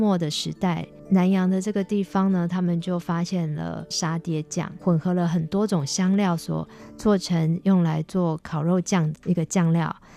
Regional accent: Tainan, Taiwan; 我是台南人

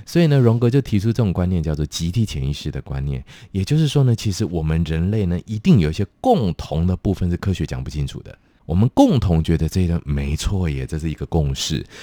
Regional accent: Pingtung County, Taiwan; now in Taipei, Taiwan; 我的老家在屏东

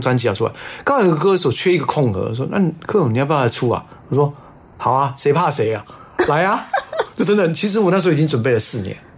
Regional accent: Taiwan; 妈妈是闽南人啊，就等于是啊。大陆过来那一带，嗯。呃，民国三十八年迁过来这一带，然后在台湾在扎根，生下的这，我们这一些小鬼

